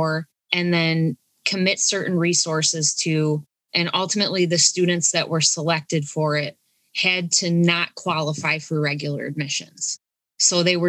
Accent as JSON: {"language": "English", "town": "Olean", "region": "New York", "country": "United States", "tie": "born or raised there", "moved": "yes", "lives_now": "Buffalo, United States", "said": "I grew up in Olean and I'm out in the Buffalo area now"}